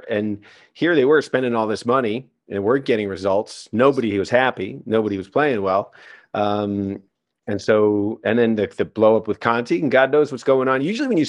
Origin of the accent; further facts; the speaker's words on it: Ireland; Well, I'm an Irish guy